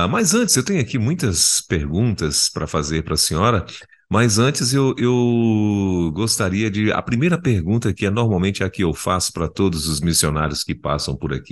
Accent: Carolina, Maranhão, Brazil; moved away as an adult; also born or lived in Albania / United Kingdom; sou de Carolina Maranhão.

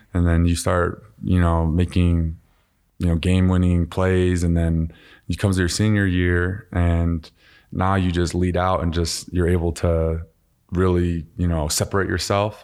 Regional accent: Utah, United States; also born or lived in Voorhees, New Jersey; my dad was playing for the Eagles at the time. And then he started coaching at, uh, University of Utah. And so, uh, we, we moved here and, uh, man, I just played every sport growing up.

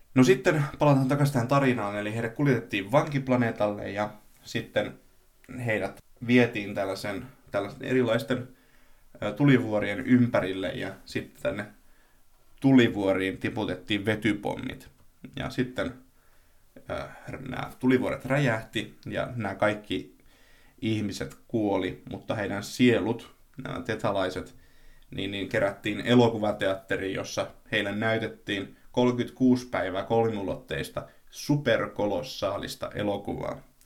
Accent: a small town in Tavastia, Finland; tässä pienessä hämäläisessä kaupungissa

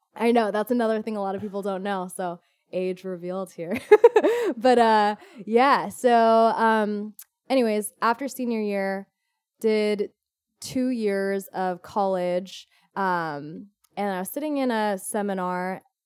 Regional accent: Orange County, California, United States; I'm originally from Orange County, born and raised

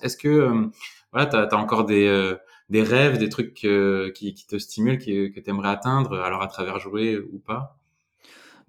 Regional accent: Dordogne, Nouvelle-Aquitaine, France; je viens de Dordogne

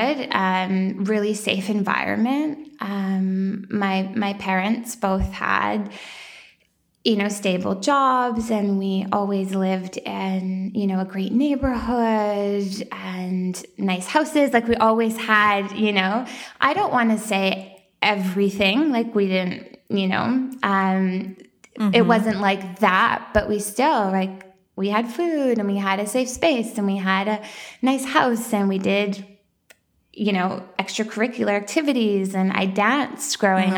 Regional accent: small town outside Edmonton, Alberta, Canada; now in Toronto, Canada; I grew up in, a small town in Alberta. So Alberta, Canada. And it was just outside of the capital, Edmonton

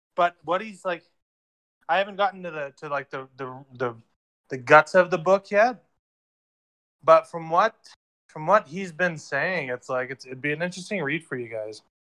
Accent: Ontario, Canada; now in Alberta, Canada; I'm out in Alberta right now, but I grew up in Ontario

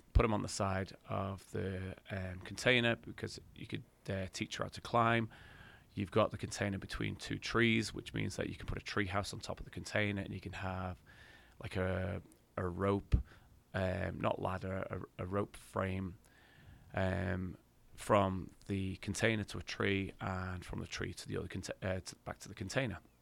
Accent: England, United Kingdom; I'm English and proud

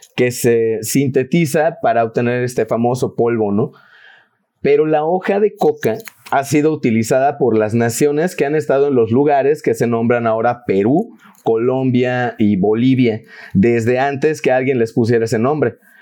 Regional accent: Yucatán, Mexico; los que somos de Yucatán

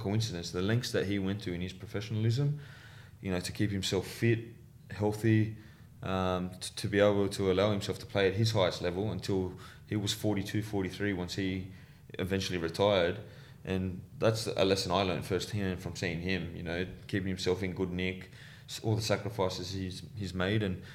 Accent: Sydney, New South Wales, Australia; growing up in Western Sydney

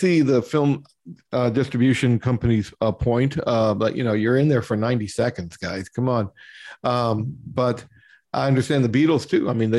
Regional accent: Louisville, Kentucky, United States; I grew up in Louisville, Kentucky.

